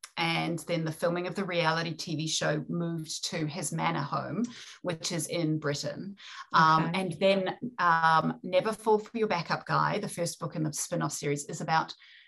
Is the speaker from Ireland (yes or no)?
no; New Zealand; accent: New Zealand; And being a New Zealander, we're developing our own version of English. Obviously, I have a New Zealand accent, but the written word as well.